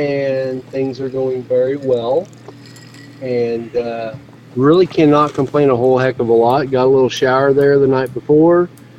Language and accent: English; Beloit, Kansas, United States; So, about me, so I grew up in Beloit, Kansas